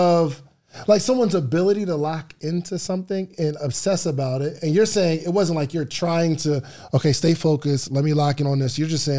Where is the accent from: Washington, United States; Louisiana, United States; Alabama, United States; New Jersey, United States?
New Jersey, United States; Willingboro; Yeah, I'm from Willingboro.